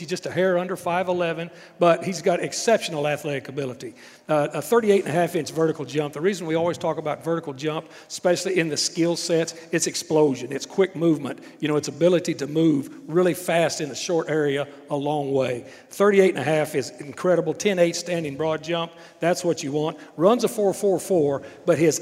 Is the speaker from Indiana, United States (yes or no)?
no; Texas, United States; I'm a Texan